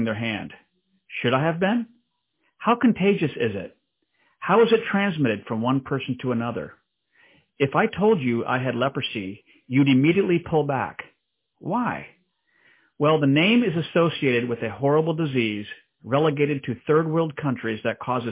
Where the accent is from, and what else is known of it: DR Congo; born or raised there; moved away